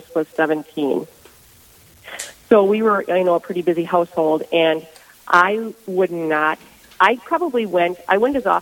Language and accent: English; Ortonville, Minnesota, United States; I am from Ortonville, Minnesota